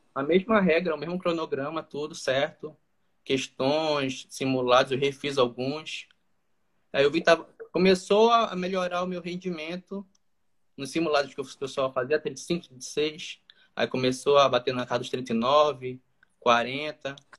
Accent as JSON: {"language": "Portuguese", "town": "Macapá", "region": "Amapá", "country": "Brazil", "said": "eu sou aqui do estado do Amapá, daqui da capital de Macapá"}